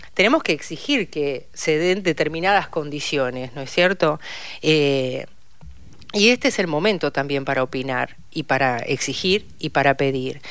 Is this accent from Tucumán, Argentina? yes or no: no; Saladillo, Buenos Aires Province, Argentina; moved away as an adult; now in Buenos Aires, Argentina; yo soy bonaerense y vivo eh, por adopción, o sea, soy porteña por adopción, vivo hace más de 32 años en la ciudad de Buenos Aires